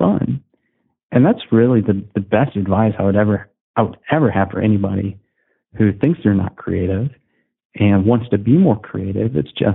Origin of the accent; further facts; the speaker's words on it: Southern Indiana, United States; I'm a Midwestern guy. So I'm from Southern Indiana